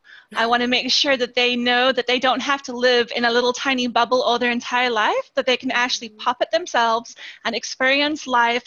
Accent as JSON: {"language": "English", "country": "South Africa", "moved": "yes", "lives_now": "Massachusetts, United States", "said": "I am from South Africa, so I do have an accent."}